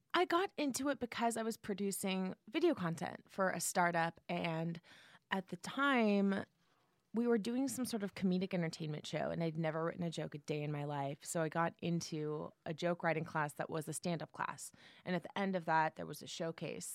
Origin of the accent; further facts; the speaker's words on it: San Jose, California, United States; moved away; I'm from the Bay Area, San Jose, Okay. Silicon Valley